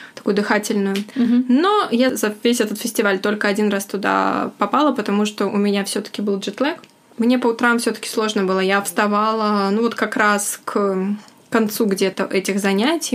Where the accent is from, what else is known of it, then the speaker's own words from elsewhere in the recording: Russia; moved away; я вот из России